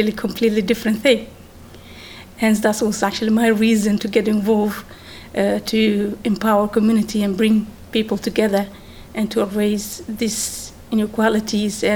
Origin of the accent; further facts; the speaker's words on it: Netherlands; moved away as an adult; also born or lived in Mogadishu, Somalia / Amsterdam, Netherlands; now in Milton Keynes, United Kingdom; I was born actually in Mogadishu and grew up in Holland